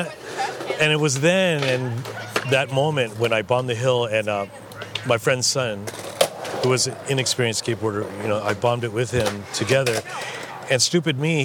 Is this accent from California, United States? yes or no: yes; Santa Maria, California, United States; I grew up skating with Kevin Nicolai, who was in my hometown of Santa Maria.